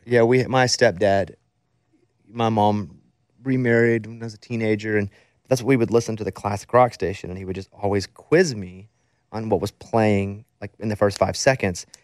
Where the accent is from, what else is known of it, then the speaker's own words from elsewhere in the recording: Arkansas, United States; I grew up in Arkansas